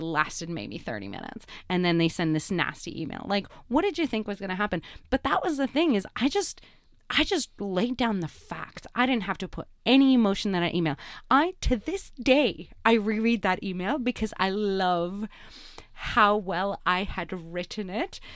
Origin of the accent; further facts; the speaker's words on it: Canada; I'm a Canadian.